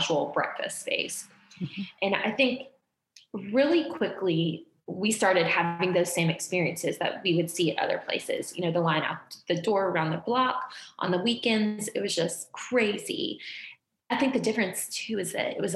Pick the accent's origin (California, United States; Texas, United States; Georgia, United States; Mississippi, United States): Georgia, United States; now in Louisville, United States; we're from Georgia